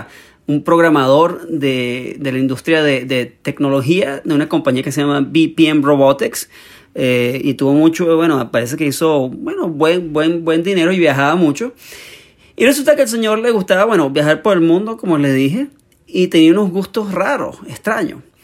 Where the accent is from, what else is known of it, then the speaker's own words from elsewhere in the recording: Venezuela; soy venezolano